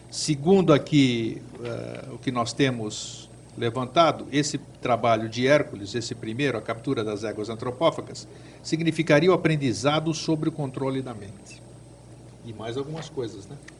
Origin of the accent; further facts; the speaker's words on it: Greece; moved away; da minha terra, da Grécia